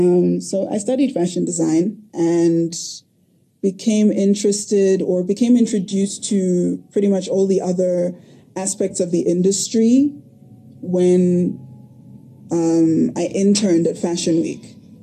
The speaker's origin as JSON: {"language": "English", "country": "Lesotho", "tie": "born or raised there", "said": "So I grew up in Lesotho, which was very interesting."}